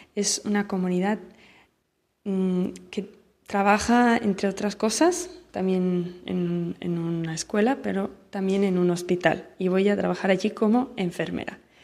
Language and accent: Spanish; Barcelona, Catalonia, Spain; moved away as an adult; now in Central African Republic; soy de Barcelona